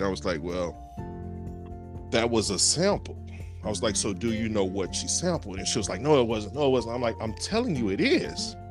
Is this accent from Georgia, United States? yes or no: no; Louisiana, United States; also born or lived in New Orleans; I'm from Louisiana.